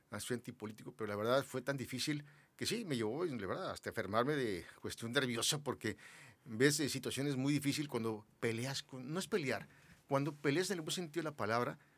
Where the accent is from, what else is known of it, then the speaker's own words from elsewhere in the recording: Mexico City, Mexico; moved away as an adult; now in Mexicali, Mexico; yo soy nacido en la Ciudad de México. Llegué aquí a Mexicali a los 18 años.